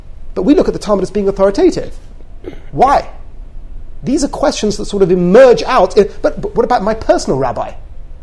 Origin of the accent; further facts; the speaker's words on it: England, United Kingdom; we're English